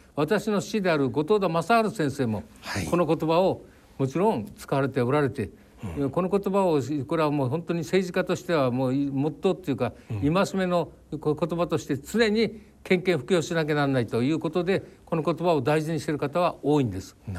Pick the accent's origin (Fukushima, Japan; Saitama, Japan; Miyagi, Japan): Fukushima, Japan; Nihonmatsu; moved away; 私の育った福島県二本松